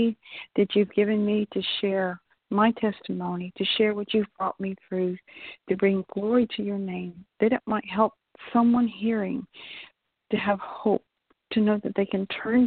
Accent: San Antonio, Texas, United States; also born or lived in South Carolina; I grew up in San Antonio, Texas

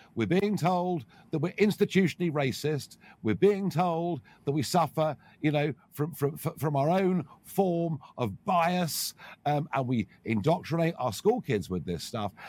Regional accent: United Kingdom

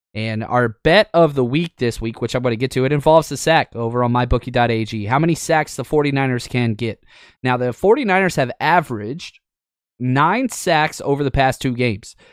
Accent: Dallas-Fort Worth area, Texas, United States; now in Los Angeles, United States; I was raised in the Dallas-Fort Worth area.

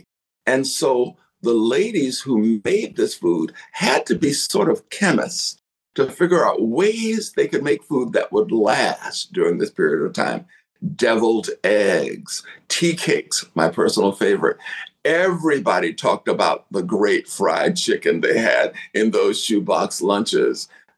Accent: Deep South, United States; I grew up in the Deep South where cooking was a place of joy, a place of satisfaction.

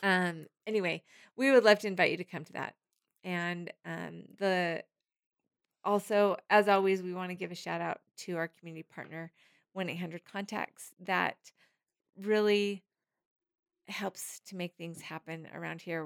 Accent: Harriman, Tennessee, United States; It's in Harriman. This is my hometown. This is my stomping grounds.

